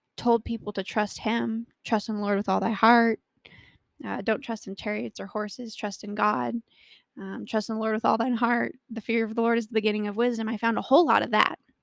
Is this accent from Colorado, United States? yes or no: yes; Colorado, United States; I was born and raised in Colorado and live here with my wonderful husband of six years.